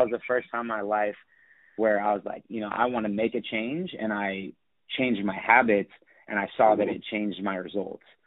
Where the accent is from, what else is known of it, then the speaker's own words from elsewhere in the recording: Sacramento, California, United States; born and raised in Sacramento, California.